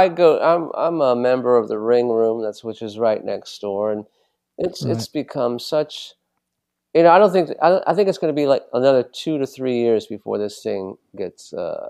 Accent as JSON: {"language": "English", "town": "Los Angeles", "region": "California", "country": "United States", "tie": "born or raised there", "said": "I am from LA. I was born and raised. Where did you grow up? I grew up in West Los Angeles area."}